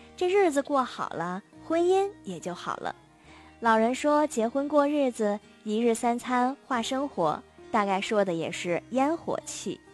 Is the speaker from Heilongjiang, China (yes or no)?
yes; Harbin, Heilongjiang, China; 我们冰城人